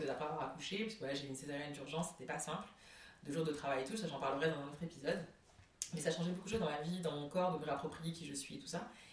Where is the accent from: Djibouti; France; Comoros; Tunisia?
Comoros; je suis comorienne